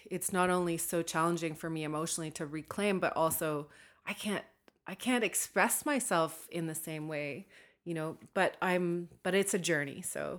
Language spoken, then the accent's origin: English; Northern Canada, Canada; from my own perspective as a Northerner, as a Dene woman